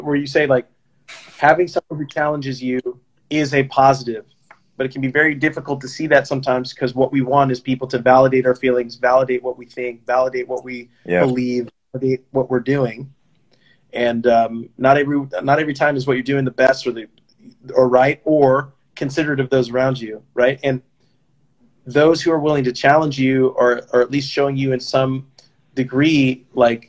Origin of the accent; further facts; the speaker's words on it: Davis, California, United States; I'm from Davis.